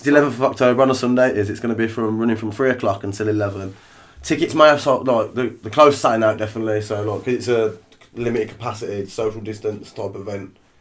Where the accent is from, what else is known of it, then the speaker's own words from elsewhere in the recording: Birmingham, West Midlands, United Kingdom; we grew up in Shardend, the dark, dark streets of Shardend